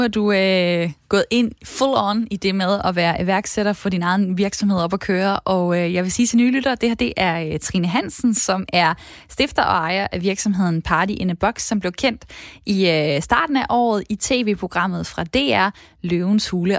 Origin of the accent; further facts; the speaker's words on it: Esbjerg, Southern Denmark, Denmark; Jeg er fra Esbjerg